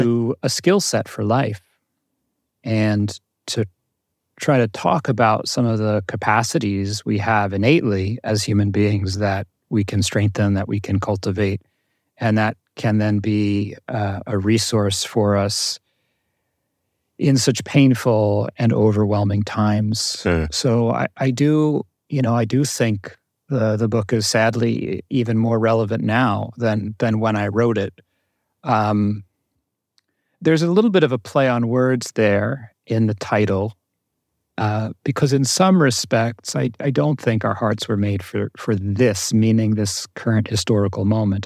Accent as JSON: {"language": "English", "region": "New Jersey", "country": "United States", "tie": "born or raised there", "said": "I grew up in Jersey, in North Jersey, um, middle class family"}